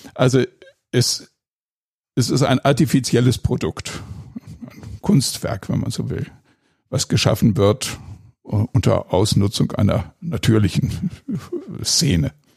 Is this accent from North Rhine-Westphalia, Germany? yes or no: yes; Ennepetal, North Rhine-Westphalia, Germany; Also ich bin in Ennepetal zur Schule gegangen und habe in der Kludertstraße gewohnt, direkt um die Ecke von der Kluderthöhle